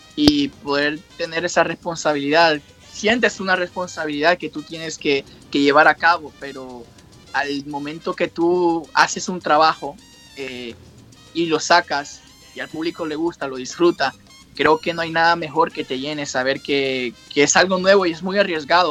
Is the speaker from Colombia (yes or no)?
no; Honduras; also born or lived in New York, United States; now in Japan; yo me crié fue en Honduras y parte de Nueva York